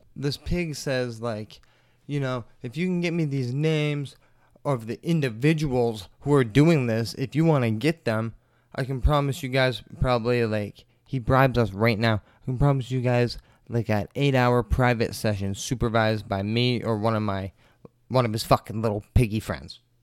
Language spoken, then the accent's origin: English; Maine, United States; my home state of Maine